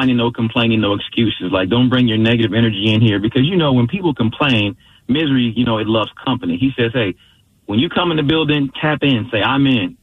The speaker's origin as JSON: {"language": "English", "town": "Detroit", "region": "Michigan", "country": "United States", "tie": "born or raised there", "also_born_or_lived": "Seattle / Green Bay", "moved": "yes", "said": "as a young kid growing up in Detroit"}